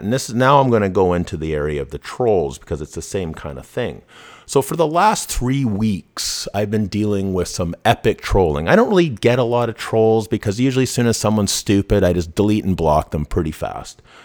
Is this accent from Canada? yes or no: yes; Vancouver, British Columbia, Canada; I grew up in Vancouver, I grew up in B C